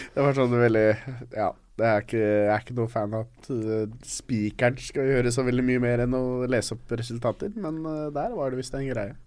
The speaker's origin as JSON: {"language": "Norwegian", "country": "Norway", "said": "vi er jo fra Norge."}